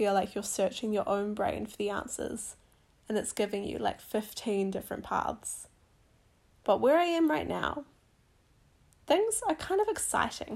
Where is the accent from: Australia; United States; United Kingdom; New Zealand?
New Zealand; also born or lived in Whangarei, Northland / Masterton, Wellington Region; now in Wellington, New Zealand; I grew up in Whangarei and also in the Wairarapa in Masterton